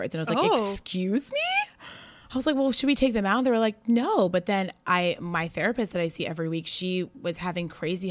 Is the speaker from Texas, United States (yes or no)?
no; Westchester, New York, United States; I'm a native New Yorker. I grew up in Westchester and I went to NYU, so I've been in New York for a very long time